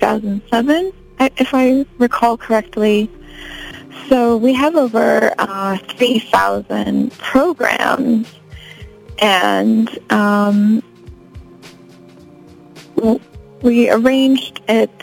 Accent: Chicago, Illinois, United States; moved away as an adult; also born or lived in New York / Amsterdam; now in Los Angeles, United States; I grew up in Chicago, so I'm from Chicago, but moved around a lot after college, lived in New York, and then lived in Amsterdam, and I've been in LA for 2 years now

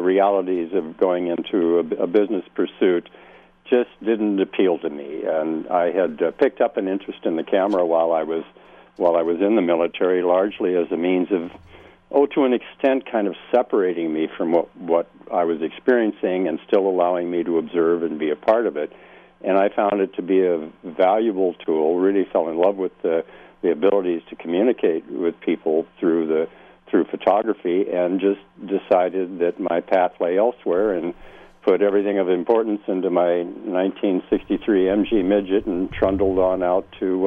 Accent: Dubuque, Iowa, United States; moved away as an adult; also born or lived in Southern California; now in Laguna Beach, United States; I was born in the Midwest and raised there and educated there

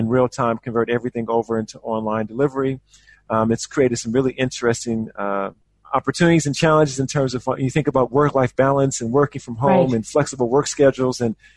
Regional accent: Chicago, Illinois, United States; moved away as an adult; also born or lived in Australia; now in New Zealand; Born and raised on the south side of Chicago.

